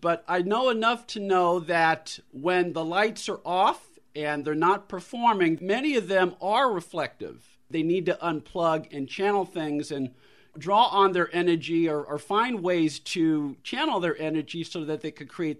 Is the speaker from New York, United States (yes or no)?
no; San Francisco, California, United States; I grew up in San Francisco. I was born in the city. I actually lived about six blocks away. My parents' house was about six blocks away from the Holy City Zoo.